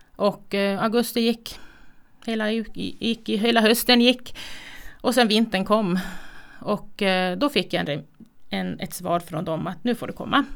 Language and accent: Swedish; Kiruna, Norrbotten County, Sweden; Född och uppvuxen i Kiruna